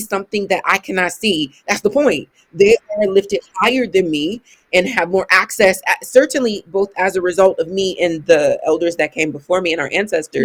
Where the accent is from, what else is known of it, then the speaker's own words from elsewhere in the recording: Ohio, United States; I'm from Ohio